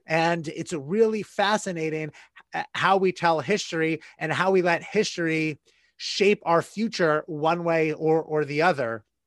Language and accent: English; United States; an American citizen, a, a white cisgender straight male American